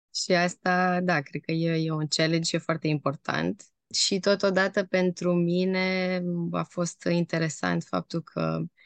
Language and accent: Romanian; Timișoara, Timiș County, Romania; moved away; also born or lived in Amsterdam; eu sunt din Timișoara